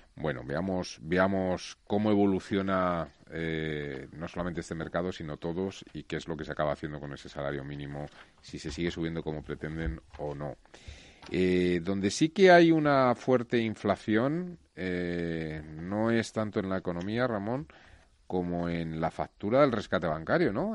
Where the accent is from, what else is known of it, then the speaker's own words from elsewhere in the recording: Spain; yo me siento muy orgulloso como español